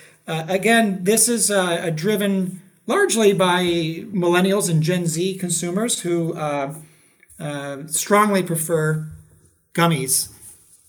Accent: Ohio, United States; I know Ohio very well. I grew up in Ohio.

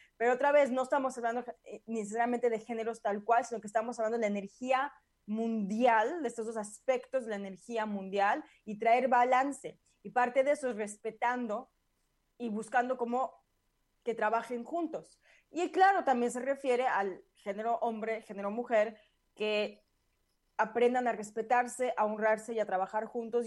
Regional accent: Mexico; now in United States; yo lo sentí mucho en México

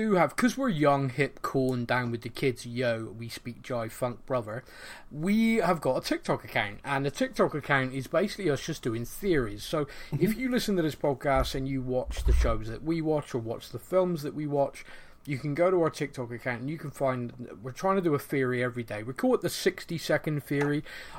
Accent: Bristol, South West England, United Kingdom; accent: Bristolian; I'm not Bristolian enough for them, or I don't know, or I sound more Bristolian when I'm on the podcast.

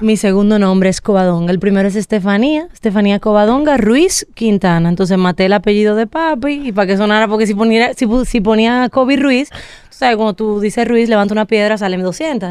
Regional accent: Dominican Republic; Yo soy la única dominicana

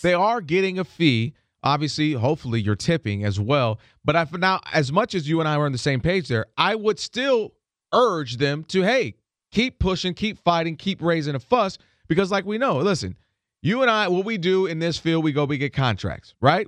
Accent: Ann Arbor, Michigan, United States; moved away; I'm from, originally from Ann Arbor, Michigan

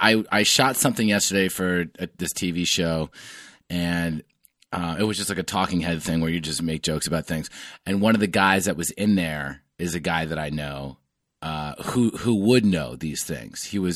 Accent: New York, United States; I grew up in the New York media market.

